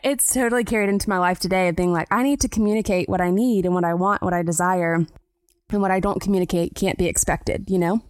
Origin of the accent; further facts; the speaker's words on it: South Carolina, United States; I grew up in South Carolina